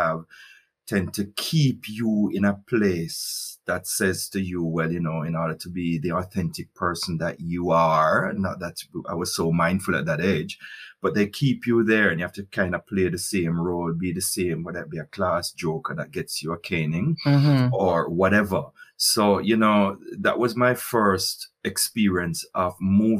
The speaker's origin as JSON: {"language": "English", "town": "Highgate", "region": "Saint Mary", "country": "Jamaica", "tie": "born or raised there", "also_born_or_lived": "Spaldings, Jamaica", "moved": "as an adult", "lives_now": "Germany", "said": "I grew up in St. Mary, you know, my first, that's real first formative years were in Highgate, St. Mary"}